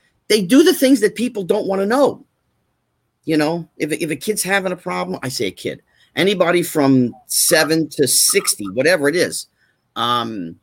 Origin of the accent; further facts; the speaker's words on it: New Jersey, United States; moved away as an adult; also born or lived in California; I grew up in New Jersey, so I was one of the New York kids, and I didn't go to California until after high school